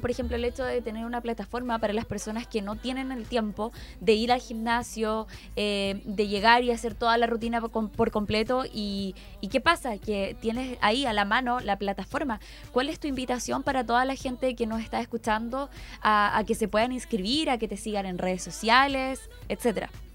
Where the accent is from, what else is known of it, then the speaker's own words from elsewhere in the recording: Chiguayante, Biobío, Chile; yo soy de Chihuayante